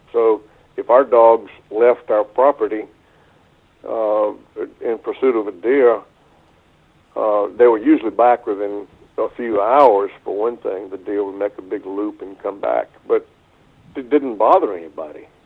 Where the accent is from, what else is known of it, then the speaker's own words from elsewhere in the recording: southeastern North Carolina, United States; this property near my hometown in southeastern North Carolina